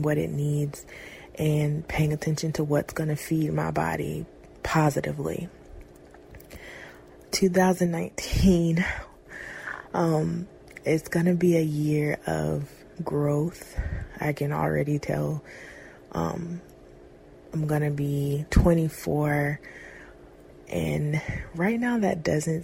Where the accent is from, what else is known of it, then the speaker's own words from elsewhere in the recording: Fayetteville, North Carolina, United States; I am 23 years old and I am from Fayetteville, North Carolina.